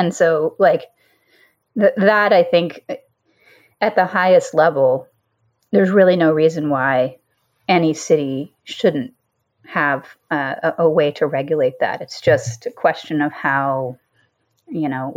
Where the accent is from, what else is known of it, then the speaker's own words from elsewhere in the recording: Decatur, Georgia, United States; I grew up in Decatur, Georgia. It's like a suburb outside of Atlanta